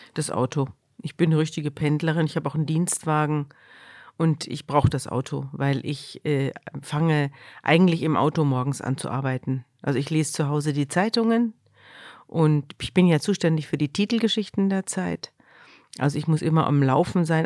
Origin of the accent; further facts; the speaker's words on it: Munich, Bavaria, Germany; moved away as an adult; now in Hamburg, Germany; Ich komme ja aus Bayern, ich komme aus München.